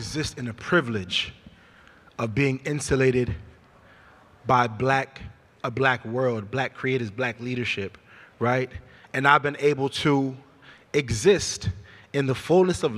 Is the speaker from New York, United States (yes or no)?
no; Sacramento, California, United States; moved away as an adult; also born or lived in Hampton; I came from Meadowview in Sacramento, the same neighborhood where Stephon Clark was killed. That's my neighborhood